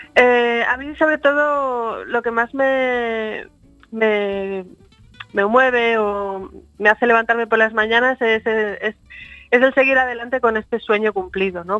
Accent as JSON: {"language": "Spanish", "town": "Madrid", "region": "Community of Madrid", "country": "Spain", "tie": "born or raised there", "also_born_or_lived": "Lugo / London", "said": "en el año 75 mis padres por cuestiones eh, profesionales tuvieron que emigrar a Madrid y yo me he criado allí, me crié en Madrid, hice ahí mi escuela, mi universidad"}